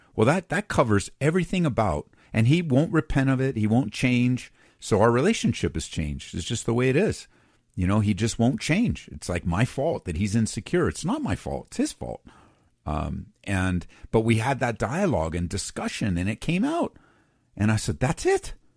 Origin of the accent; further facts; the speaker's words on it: Southern California, United States; moved away; also born or lived in middle of the United States; I grew up on the West Coast, Southern California